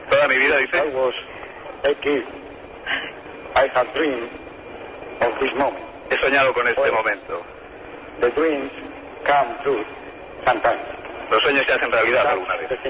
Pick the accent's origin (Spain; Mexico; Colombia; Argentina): Spain; todos los que hacemos cine en mi país, en España.